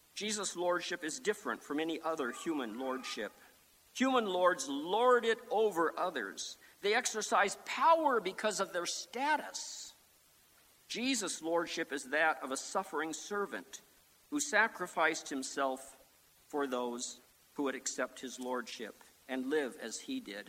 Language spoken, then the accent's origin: English; Sioux Falls, South Dakota, United States; back when I was a teenager growing up in Sioux Falls, South Dakota